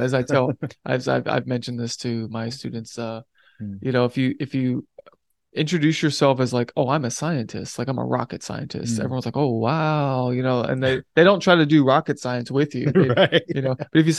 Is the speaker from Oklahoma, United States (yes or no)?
no; Hamilton, Ohio, United States; so I grew up in Cincinnati, Ohio, or just north of it in a town called Hamilton, Ohio.